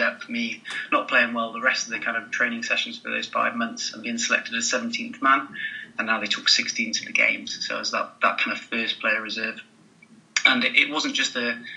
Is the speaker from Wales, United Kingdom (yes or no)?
yes; North Wales, United Kingdom; where I was in North Wales at the time as well. So it started in Craigiedon Primary School